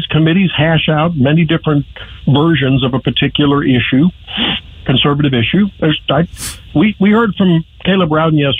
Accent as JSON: {"language": "English", "town": "St. Louis", "region": "Missouri", "country": "United States", "tie": "born or raised there", "moved": "as an adult", "lives_now": "Columbia, United States", "said": "my hometown, St. Louis"}